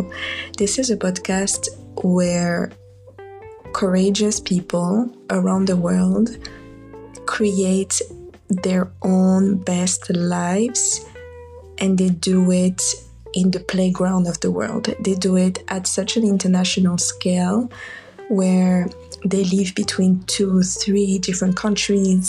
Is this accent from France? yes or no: yes; France; moved away as an adult; now in United States; both my parents left Morocco to live in France, which is where I was born and where I lived a part of my life